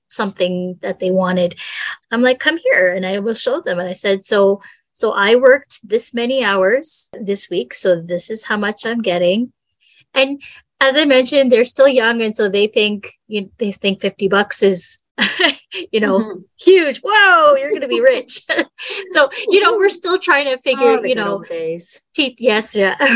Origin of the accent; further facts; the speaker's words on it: Canada; we're Canadian